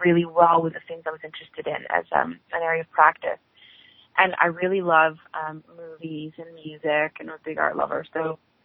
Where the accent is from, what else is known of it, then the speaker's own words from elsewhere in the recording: Ottawa, Ontario, Canada; am from Ottawa. I grew up here in a very small multicultural family